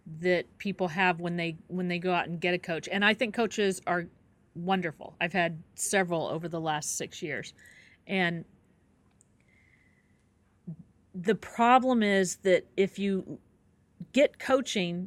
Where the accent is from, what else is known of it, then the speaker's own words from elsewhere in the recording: Kansas City, United States; moved away; I'm originally from Kansas City